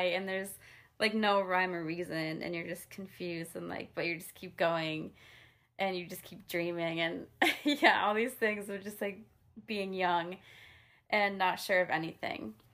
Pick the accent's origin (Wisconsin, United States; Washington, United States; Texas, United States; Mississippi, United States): Wisconsin, United States; also born or lived in New York; now in Nashville, United States; I grew up in Wisconsin